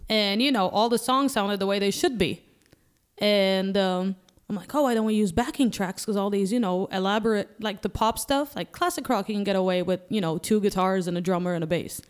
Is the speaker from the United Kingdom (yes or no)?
no; Malta; moved away; Yeah, I'm from Malta, so it's in Europe